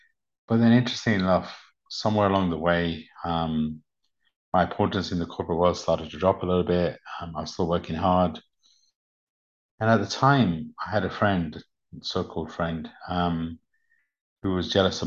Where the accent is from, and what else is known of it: United Kingdom; born or raised there; English is a second language; also born or lived in Uganda